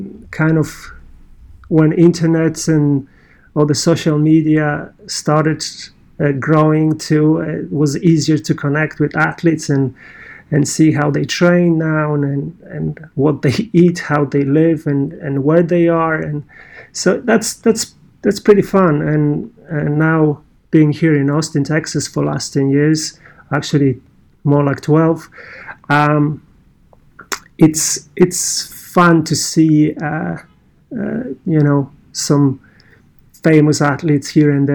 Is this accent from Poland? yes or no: yes; Poland; accent: Polish; English is a second language; moved away; my running career kind of started as a 15-year-old teenager in Poland. You may guess my accent, I'm Polish